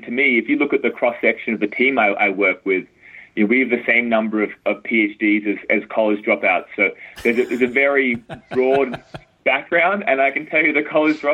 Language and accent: English; Australia; moved away as an adult; now in United States; I grew up in Australia